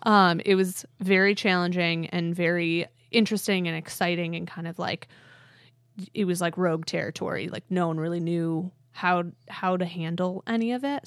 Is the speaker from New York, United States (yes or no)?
yes; Honeoye Falls, New York, United States; also born or lived in Midwest / Webster, New York; when I was five, we moved to Webster. And then I spent my formative years in Honeyway Falls